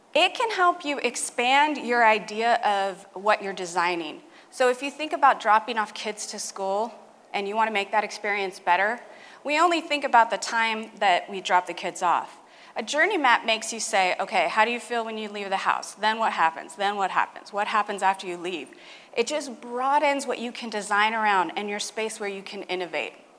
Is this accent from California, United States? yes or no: yes; California, United States; my home state, California.